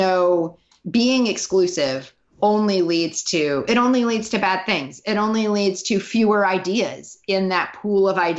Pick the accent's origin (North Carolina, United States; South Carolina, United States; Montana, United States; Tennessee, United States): Montana, United States; moved away; I'm from Montana.